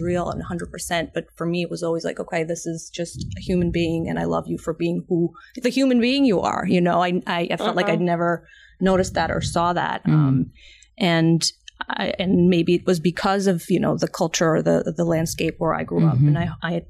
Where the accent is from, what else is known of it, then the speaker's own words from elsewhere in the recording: New York, United States; moved away as an adult; now in New Jersey, United States; I grew up in New York and I'm an immigrant myself